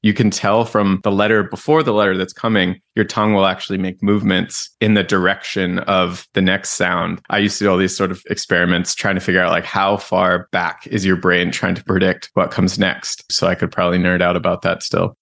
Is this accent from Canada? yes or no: yes; Canada; I'm Canadian.